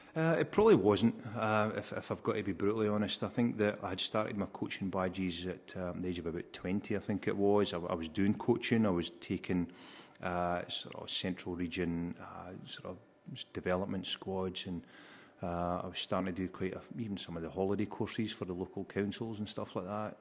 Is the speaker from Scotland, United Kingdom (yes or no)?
yes; Alloa, Scotland, United Kingdom; joined my first football club in my hometown of Alloa